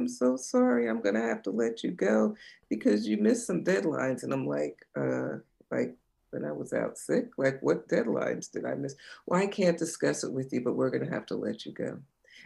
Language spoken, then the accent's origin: English; New Jersey shore, United States; I grew up in New Jersey on the shore